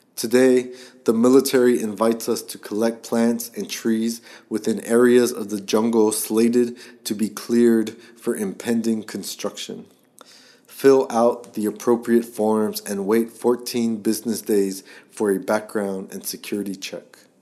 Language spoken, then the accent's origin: English; Guam; I was born on the small western Pacific island of Guam